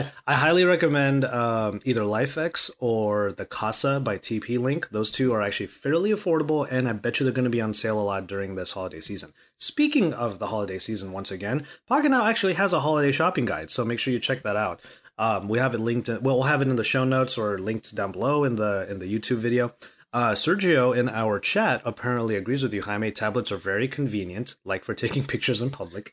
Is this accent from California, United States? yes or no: yes; Los Angeles, California, United States; I rep LA to the death, and I'm Californian all of my life.